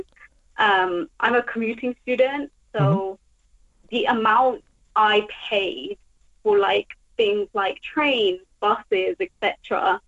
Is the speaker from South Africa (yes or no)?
no; United Kingdom; I'm a British student, so I paid the British student tuition fees.